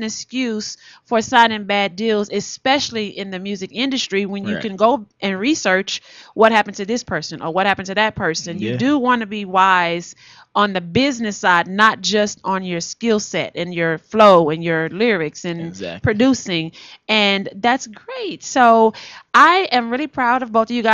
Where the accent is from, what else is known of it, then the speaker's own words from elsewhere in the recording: Houston, Texas, United States; I'm from Houston